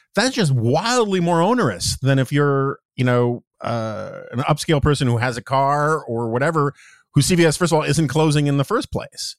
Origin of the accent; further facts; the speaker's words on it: New York City, New York, United States; moved away; also born or lived in Washington, D.C.; I grew up in New York City in the seventies